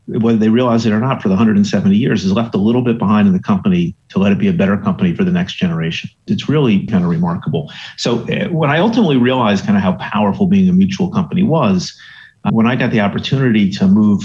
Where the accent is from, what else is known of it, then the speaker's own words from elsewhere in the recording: New Jersey, United States; also born or lived in Staten Island, New York; But I was born in Staten Island, New York, and grew up in New Jersey. So moved to Jersey when I was five from Staten Island